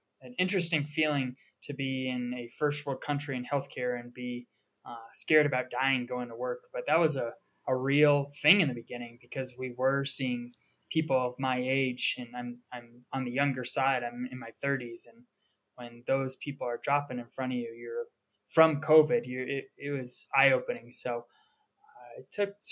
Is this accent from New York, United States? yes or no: no; Colorado, United States; also born or lived in Portland, Maine; I'm from Colorado